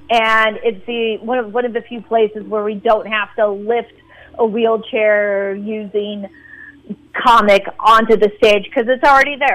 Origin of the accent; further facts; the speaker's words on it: Alameda, California, United States; it means a lot because it is in my hometown. I'm fifth generation Alamedian